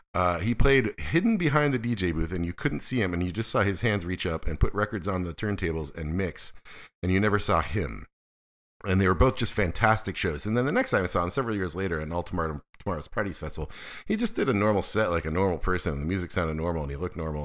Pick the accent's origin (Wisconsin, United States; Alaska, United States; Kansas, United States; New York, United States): Alaska, United States; moved away; also born or lived in Boston; I'm from Alaska